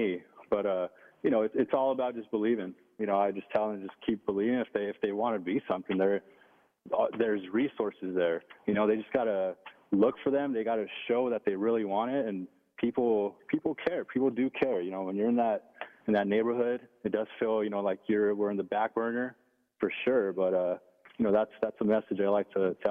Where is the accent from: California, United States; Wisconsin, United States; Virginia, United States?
California, United States; Los Angeles; where I grew up in the Ramona Gardens housing projects in Boa Heights, East L.A.